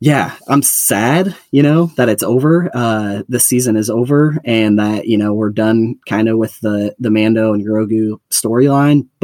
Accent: Iowa, United States; I'm from Iowa

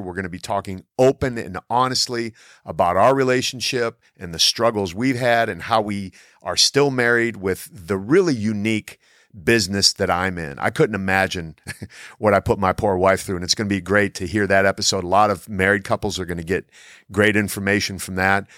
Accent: Canton, Ohio, United States; I grew up in Canton, Ohio, home of the Pro Football Hall of Fame.

